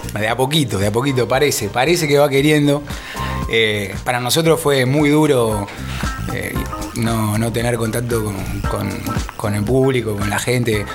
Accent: Buenos Aires, Argentina; moved away as an adult; now in Tandil, Argentina; yo soy originario de Capital, allá hace muchos años

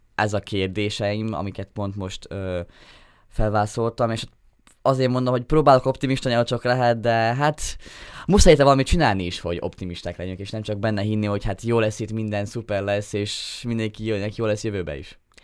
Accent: Dunajská Streda, Trnava Region, Slovakia; én Dunaszedén nőttem fel kiskorom óta

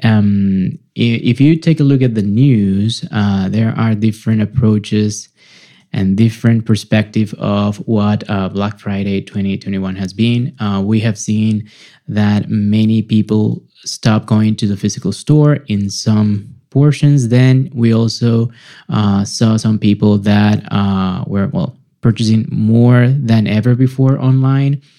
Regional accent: Venezuela; moved away; back in my home country venezuela

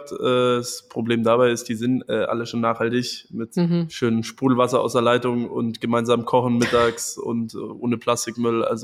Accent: Munich, Bavaria, Germany; Bergis Berliner Humor ist bei mir als Münchner noch nicht ganz angekommen.

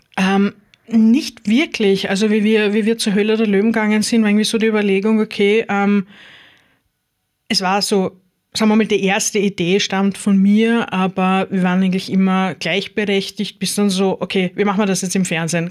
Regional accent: Styria, Austria; now in Lower Austria, Austria; ich gebürtige Steirerin bin

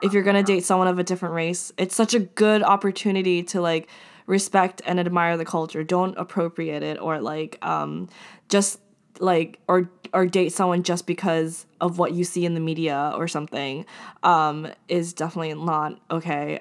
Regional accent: Japan; I'm from Japan

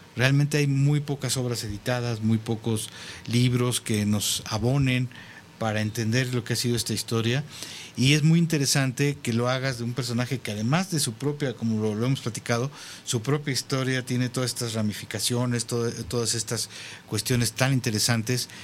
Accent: Mexico

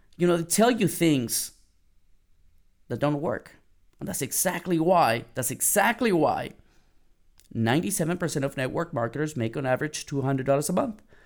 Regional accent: San Antonio, Texas, United States; moved away; I'm from San Antonio, San Antonio, Texas. I went back home for Mother's Day

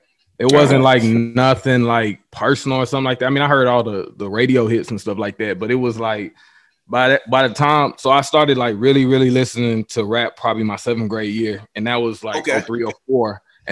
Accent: Nashville, Tennessee, United States; I'm from Nashville.

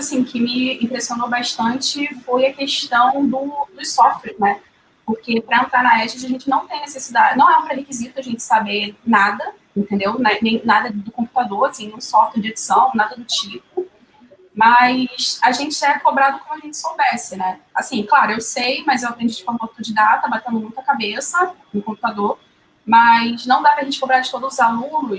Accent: Rio de Janeiro, Brazil; não só como carioca

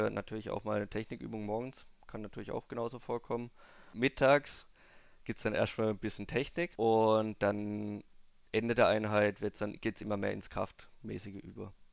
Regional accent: Obrigheim, Germany; Eigentlich Gewichtheben kam ich bei uns in Obrigheim, ist Gewichtheben eigentlich relativ groß.

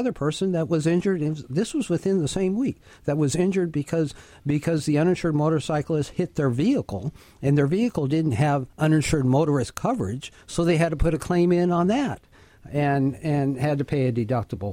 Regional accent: Prosser, Washington, United States; my hometown of Prosser

